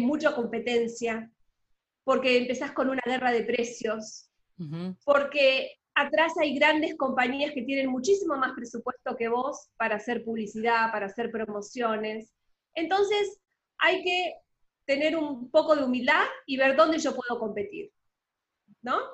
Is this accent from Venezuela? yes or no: no; Argentina; accent: Argentine; moved away as an adult; now in Panama; soy argentina, por lo que muchos se habrán dado cuenta por el acento, pero vivo en Panamá hace casi 10 años